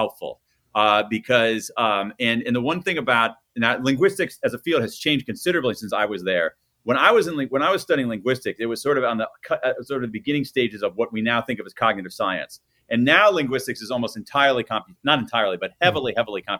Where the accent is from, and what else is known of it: Columbus, Ohio, United States; born or raised there